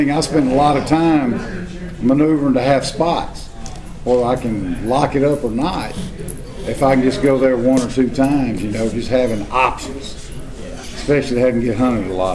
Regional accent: Mississippi, United States; I grew up hunting in the Homochitto National Forest. That's the only place I had till I was in my early to mid twenties.

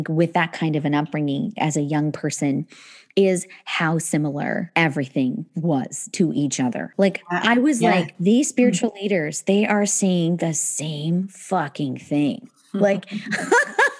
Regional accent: Northern Alberta, Canada; also born or lived in England; we grew up in Northern Alberta

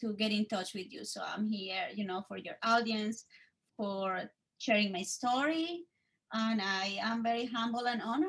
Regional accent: Bogotá, Colombia; English is a second language; moved away as an adult; now in New York, United States; for the audience and for your new audience, I am originally from Colombia, the capital, Bogota. I was born there, but I moved here to the States, to the state of New York in March 2003, which is 18 years ago

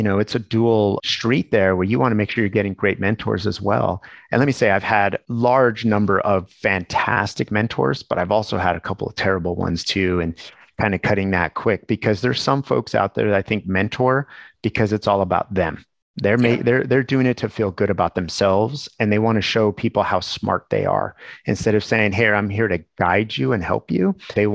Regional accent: New Mexico, United States; growing up in New Mexico

